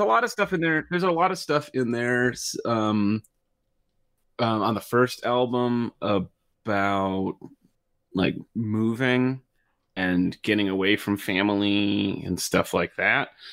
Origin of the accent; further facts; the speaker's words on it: just outside Detroit, Michigan, United States; I grew up just outside Detroit